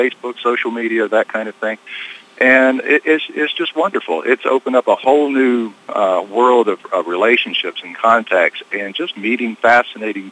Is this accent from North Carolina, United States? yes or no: yes; North Carolina, United States; accent: North Carolinian